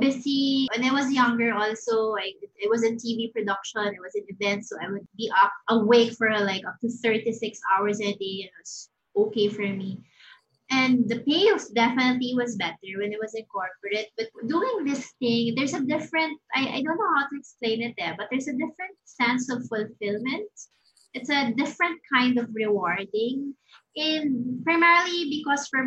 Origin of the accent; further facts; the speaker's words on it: Mindanao, Philippines; I'm from Mindanao